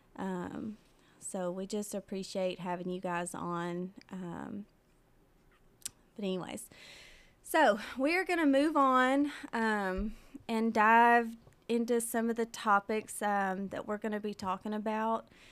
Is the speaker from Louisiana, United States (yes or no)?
no; Mount Pleasant, Tennessee, United States; born or raised there; now in Pulaski, United States